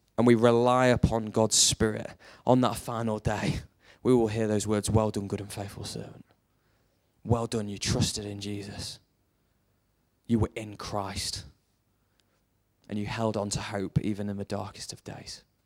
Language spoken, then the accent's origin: English; United Kingdom; we're British